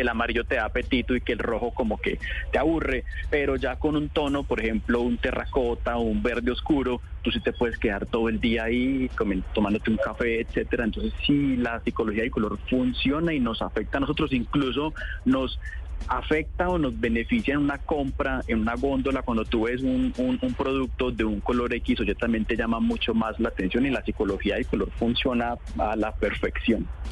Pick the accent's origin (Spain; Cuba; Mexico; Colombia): Colombia